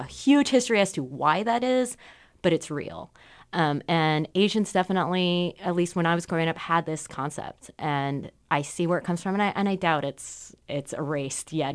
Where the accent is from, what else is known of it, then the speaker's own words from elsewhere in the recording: Southern California, United States; now in Portland, United States; I grew up in Southern California, where you have these very large groups